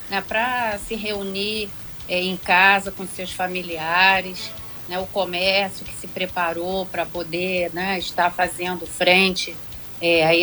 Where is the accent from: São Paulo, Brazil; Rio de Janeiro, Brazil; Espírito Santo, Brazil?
Rio de Janeiro, Brazil; Angra dos Reis; e nós que somos de Angra, que já passamos por